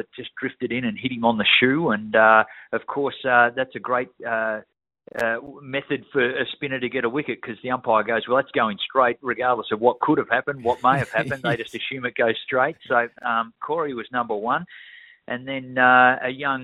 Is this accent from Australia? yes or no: yes; Victoria, Australia; as a young kid growing up in Victoria